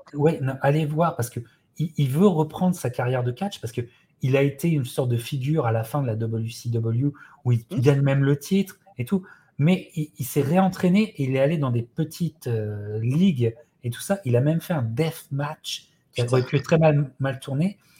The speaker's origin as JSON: {"language": "French", "country": "France", "said": "en tant que Français"}